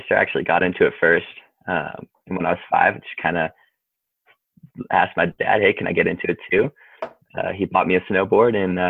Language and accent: English; Wintergreen, Virginia, United States; I grew up in Wintergreen, Virginia, riding Wintergreen, and then Snowshoe, West Virginia was like the big destination for us.